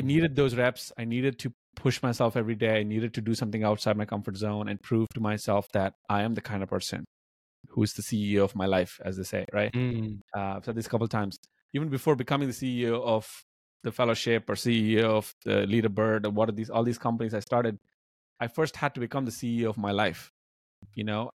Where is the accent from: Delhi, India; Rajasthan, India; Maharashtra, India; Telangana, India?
Telangana, India; Hyderabad; also born or lived in Bamuru (village), India; when we moved from Bamuru to Hyderabad, the city, and fa- the family was in a financially tough situation. I was like 12, 13 years old